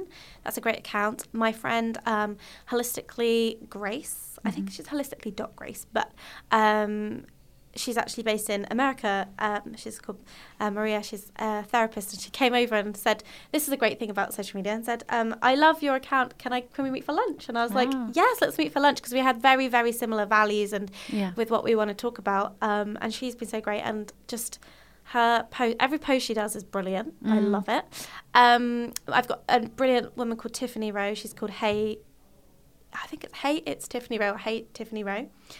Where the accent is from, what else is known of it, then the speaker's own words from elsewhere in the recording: United Kingdom; being British, we like to suppress and don't like to acknowledge our emotions